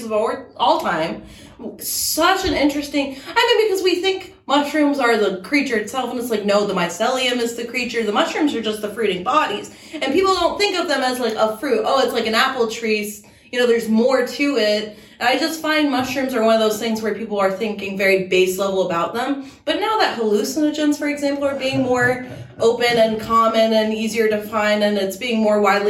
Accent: Germany; now in Oklahoma, United States; I'm actually from Germany, born and raised

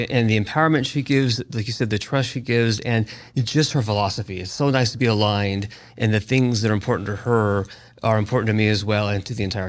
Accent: Henderson, Nevada, United States; I was born and raised in Henderson, and my parents still live there, and my kids live there, and my grandkids live there. And so it's very unique for me to be in this position, having been homegrown. And when I was born, there were 17,000 people.

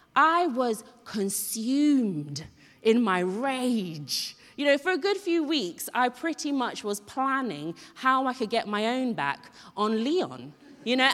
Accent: Ghana; moved away; I grew up in Ghana

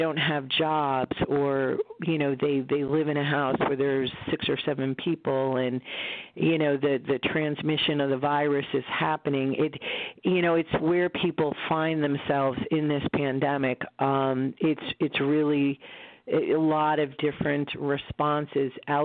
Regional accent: United States; also born or lived in Connecticut; I, as an American

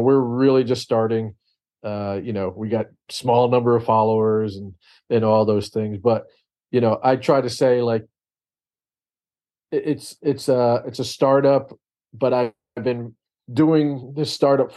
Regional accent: New York, United States; I grew up in New York

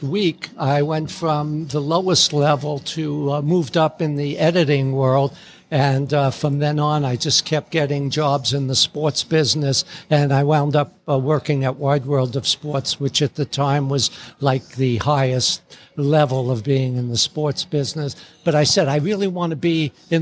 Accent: New York City, New York, United States; moved away as an adult; also born or lived in London / Los Angeles; my neighborhood in the Bronx

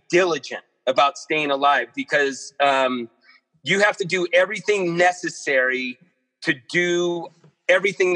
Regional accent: Modesto, California, United States; also born or lived in Chico, California / Mammoth Lakes, California / Portland; I grew up in Modesto, California, Northern California.

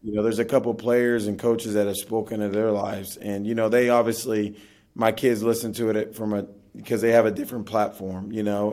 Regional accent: Oklahoma City, Oklahoma, United States; Oklahoma where I'm from

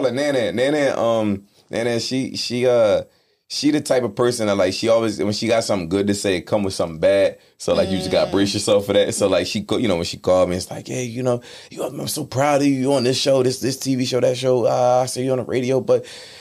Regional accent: Philadelphia, Pennsylvania, United States; now in Atlanta, United States; I'm from Philly

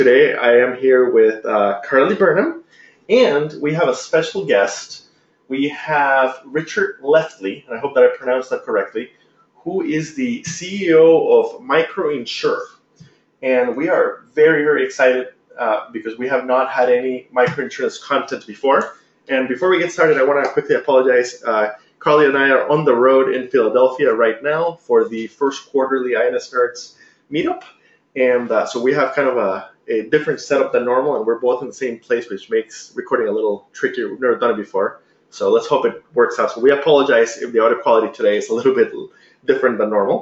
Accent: Costa Rica; moved away; I'm from Costa Rica originally

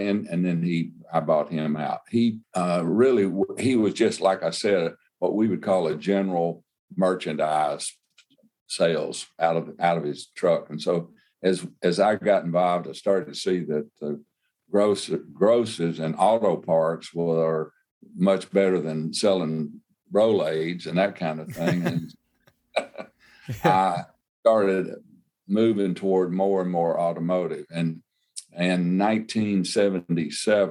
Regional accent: Crosby, Arkansas, United States; I'm from Crosby, Arkansas, which is a little community

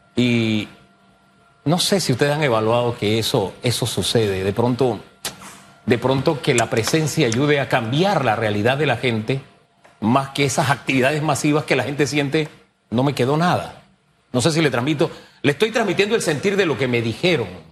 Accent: Panama; Soy panameño

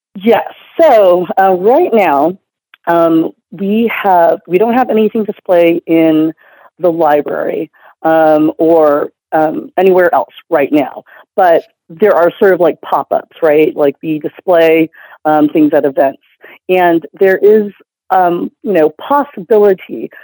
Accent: Houston, Texas, United States; to be back in Houston, which is uh, my hometown

